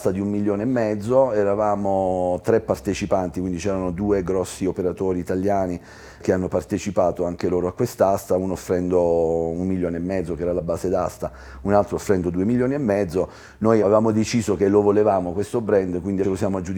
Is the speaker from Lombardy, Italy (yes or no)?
no; Ostuni, Apulia, Italy; also born or lived in Corsica; …, tu di dove sei? Ostuni, Bella. in Puglia, la città bianca